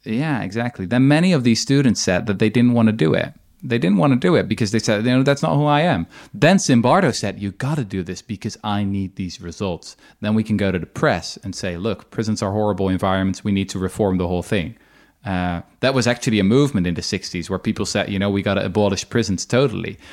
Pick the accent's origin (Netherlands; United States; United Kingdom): Netherlands; my own country, I'm from the Netherlands